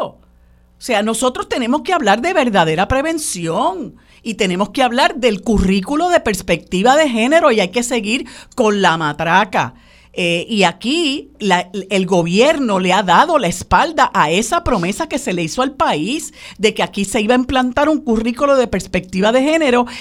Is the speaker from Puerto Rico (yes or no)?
yes; Puerto Rico; como puertorriqueños que, vivimos en una colonia